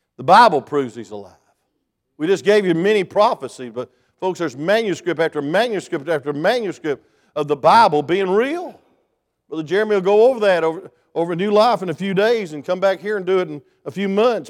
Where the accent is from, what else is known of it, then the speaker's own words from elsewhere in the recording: South Georgia, United States; I came from South Georgia